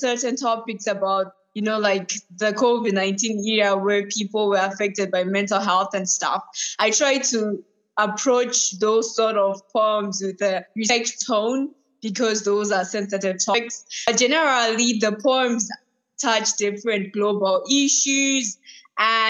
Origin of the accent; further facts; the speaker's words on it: Zimbabwe; now in United Kingdom; I'm from the UK, but I'm originally from Zimbabwe.